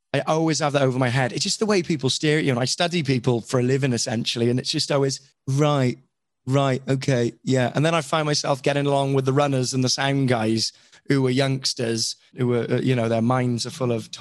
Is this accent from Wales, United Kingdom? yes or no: yes; Wales, United Kingdom; I'm Welsh.